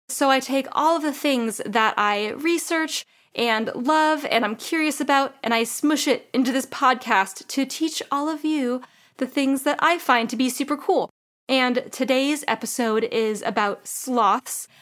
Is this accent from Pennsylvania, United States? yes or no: no; California, United States; As a Californian